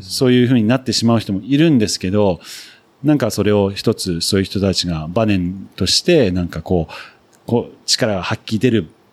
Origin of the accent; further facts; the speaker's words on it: Nagano, Japan; also born or lived in United Kingdom; 僕は長野県出身だったんで